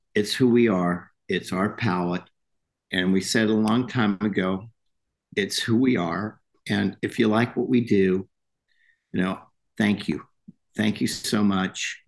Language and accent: English; California, United States; now in Kentucky, United States; I was born in California